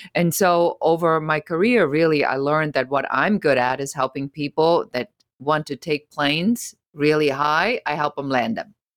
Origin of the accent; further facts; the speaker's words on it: Germany; moved away; I'm originally from Germany